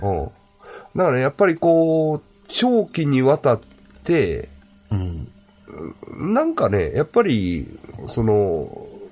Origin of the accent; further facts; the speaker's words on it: Ashiya, Hyogo, Japan; 僕も芦屋出身ですから、はい、西宮神社にはまあ、まあ、よう、よう行ったというか、ちっちゃい頃からね